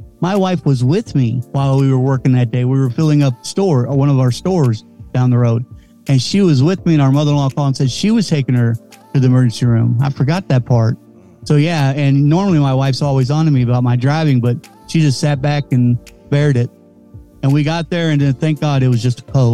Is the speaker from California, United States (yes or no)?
no; Kentucky, United States; I'm from Kentucky